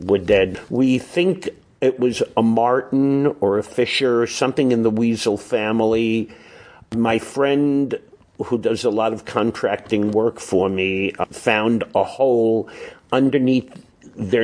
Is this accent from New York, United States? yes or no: yes; New York City, New York, United States; moved away as an adult; also born or lived in Williamsburg, Brooklyn / East Flatbush, Brooklyn; now in Monticello, United States; I grew up in Brooklyn.